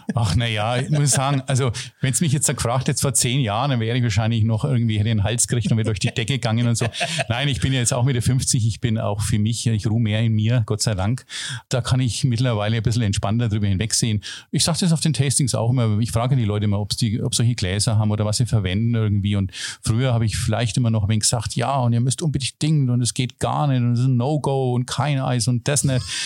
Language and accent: German; Germany; als Deutscher